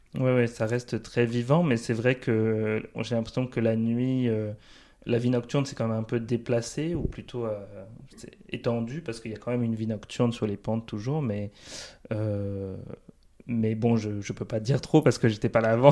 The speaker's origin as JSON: {"language": "French", "town": "Paris", "region": "Île-de-France", "country": "France", "tie": "born or raised there", "moved": "as an adult", "lives_now": "Lyon, France", "said": "j'ai grandi à Paris"}